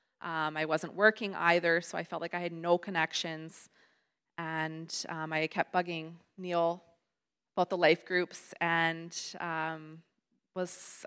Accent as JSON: {"language": "English", "town": "Winnipeg", "region": "Manitoba", "country": "Canada", "also_born_or_lived": "Yukon", "said": "it was now our time to move back home to the Winnipeg area"}